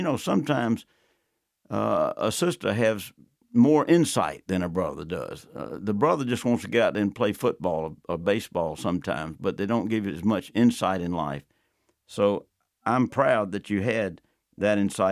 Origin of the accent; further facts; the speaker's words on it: Athens, Georgia, United States; I was born and raised in Athens, went to the University of Georgia